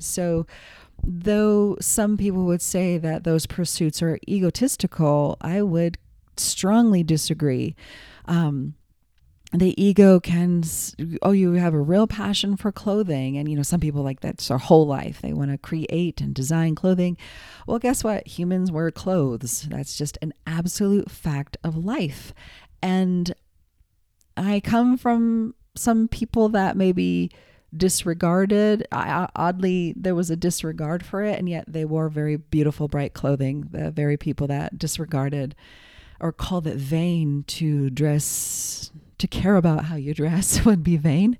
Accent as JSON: {"language": "English", "country": "United States", "also_born_or_lived": "New York / Los Angeles", "said": "I'm American"}